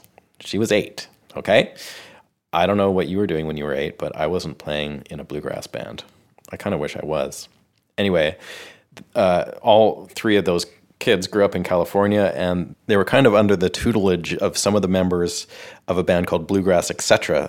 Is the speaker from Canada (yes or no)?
yes; Canada; moved away as an adult; now in Nashville, United States; coming to you from the Hen House Studio here in Nashville, Tennessee. I'm a Canadian guitarist, songwriter, producer, and engineer, and I've been living and working here in Nashville for the last 4 years.